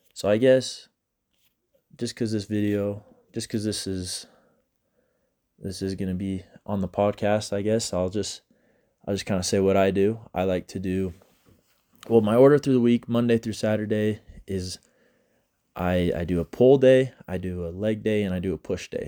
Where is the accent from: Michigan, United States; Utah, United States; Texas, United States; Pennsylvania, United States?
Utah, United States; Grantsville; I'm from Utah. I'm from Grantsville, Utah.